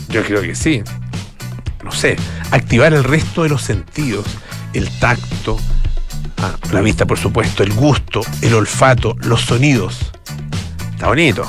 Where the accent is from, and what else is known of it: Chile